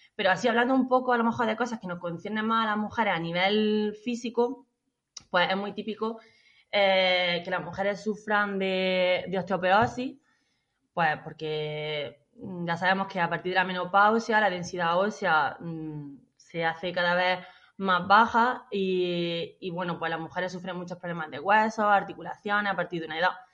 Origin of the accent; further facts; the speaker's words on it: La Carolina, Andalusia, Spain; soy de la Carolina, de un pueblo de Jaén